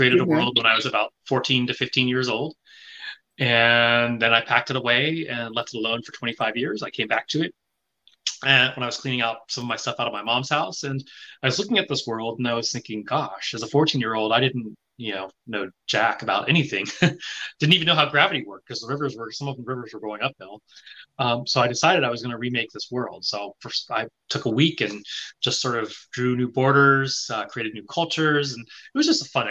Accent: the South, United States; moved away as an adult; also born or lived in Taiwan / Japan; I grew up in the South at a time when I could count the number of Asians from sixth grade to high school on one hand

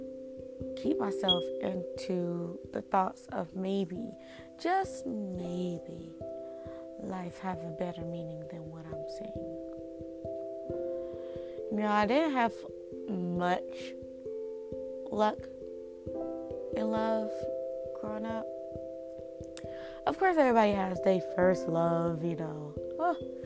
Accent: Indiana, United States; now in North Carolina, United States; I come from Indiana, but I now reside in North Carolina.

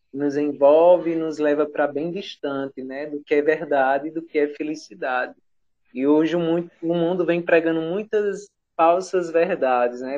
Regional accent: Juazeiro do Norte, Ceará, Brazil; Sou aqui do Juazeiro do Norte, no Ceará

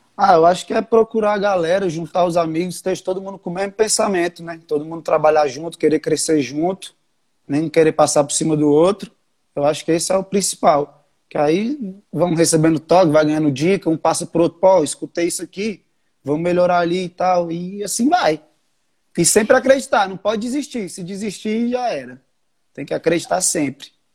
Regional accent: Brasília, Federal District, Brazil; Eu nasci aqui em Brasília mesmo. Só tipo, os tios, avós, os pais são do Rio.

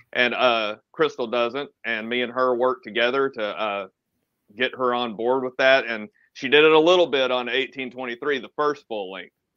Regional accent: Atlanta, Georgia, United States; i am from Atlanta.

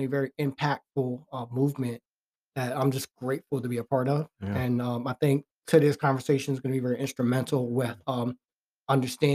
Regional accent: New Jersey, United States; my hometown in New Jersey

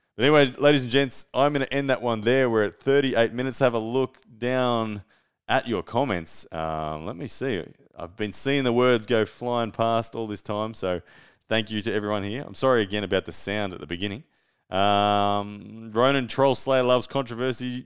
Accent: Brisbane, Queensland, Australia; to Brisbane, to my hometown.

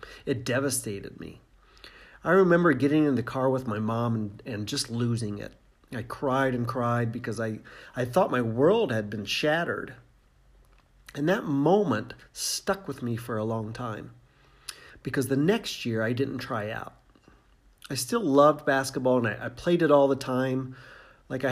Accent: Indiana, United States; I grew up in Indiana

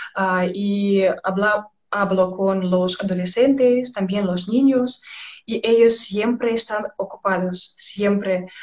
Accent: Belarus; Spanish is a second language

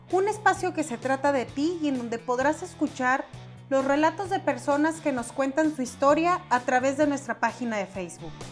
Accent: Orizaba, Veracruz, Mexico; moved away as an adult; Yo soy de Orizaba, pero me fui a la capital del estado en busca de mejores oportunidades laborales, ya que en mi lugar de origen las cosas estaban muy complicadas en aquel entonces.

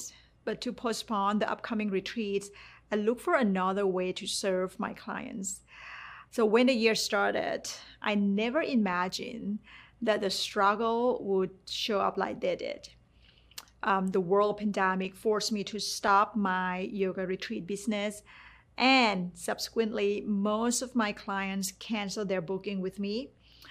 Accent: Thailand; English is a second language; moved away; while growing up in Thailand, I got a really good paid job

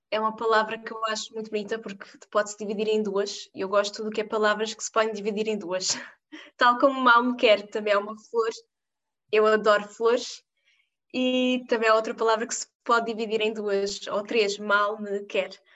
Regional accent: Portugal; a minha cidade de onde eu venho

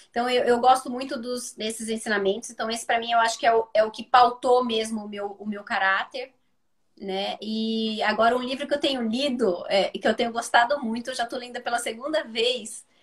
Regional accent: Campinas, São Paulo, Brazil; Aqui, eu sou de Campinas, então algumas pessoas podem não, não saber.

